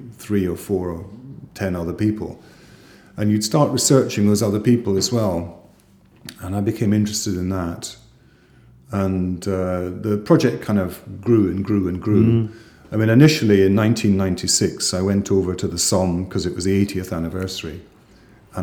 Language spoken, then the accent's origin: English; Edinburgh, Scotland, United Kingdom; growing up in South Edinburgh